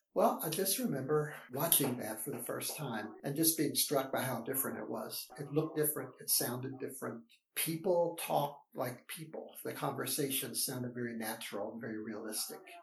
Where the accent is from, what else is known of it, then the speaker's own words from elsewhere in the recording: West Virginia, United States; I am from West Virginia, grew up on a farm